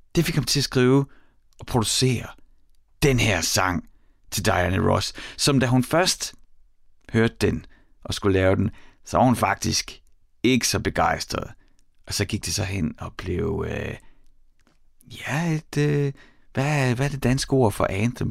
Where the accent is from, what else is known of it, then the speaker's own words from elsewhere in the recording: Horsens, Central Denmark Region, Denmark; i mit barndomshjem, der var der en øh, Beogram 4000, og på den, en af de første plader, jeg selv lærte at lægge på, øh, den at få lov til at styre pladespilleren for mig selv i Mimerskade i Horsens